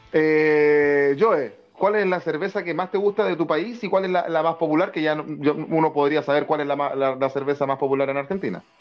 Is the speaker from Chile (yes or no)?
yes; Chile; con esto no nos vamos a tirar al suelo y hacernos los sufridos como chilenos